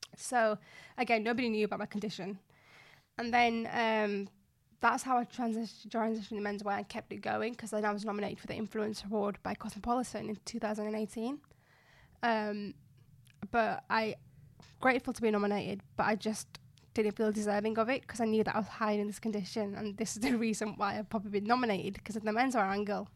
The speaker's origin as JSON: {"language": "English", "town": "Bradford", "region": "Yorkshire and the Humber", "country": "United Kingdom", "tie": "born or raised there", "also_born_or_lived": "Nottingham", "moved": "as an adult", "said": "I, um, grew up in Bradford, West Yorkshire. So I'm a Bradfordian"}